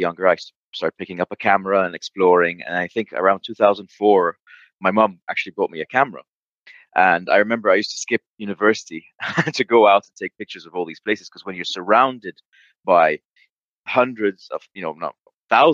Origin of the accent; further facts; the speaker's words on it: Jordan; I'm a British Jordanian. I've spent my entire life in Jordan